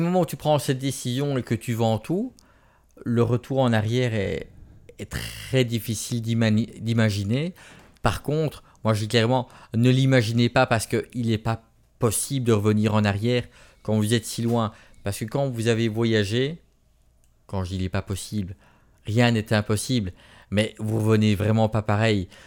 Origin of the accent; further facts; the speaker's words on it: Belgium; accent: Belgian; moi en Belgique